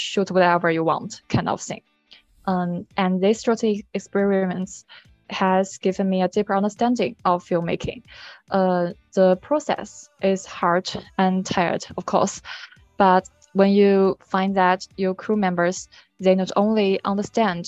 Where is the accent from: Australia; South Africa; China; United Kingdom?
China; I come from China.